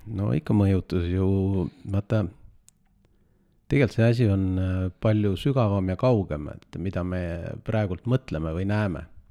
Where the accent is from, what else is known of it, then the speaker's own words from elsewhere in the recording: Estonia; sündisin Eestis ja Eestisse olen jäänud